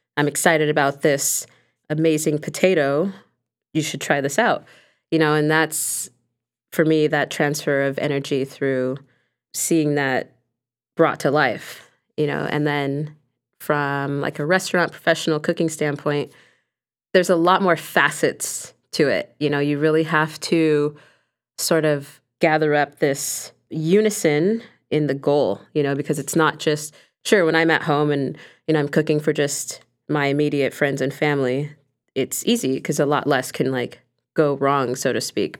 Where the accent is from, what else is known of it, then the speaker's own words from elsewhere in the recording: Los Angeles, California, United States; my culture and heritage and growing up in Los Angeles